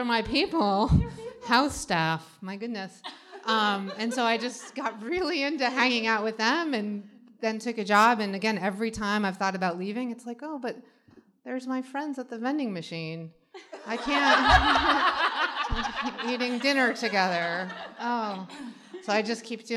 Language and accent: English; California, United States; I grew up in California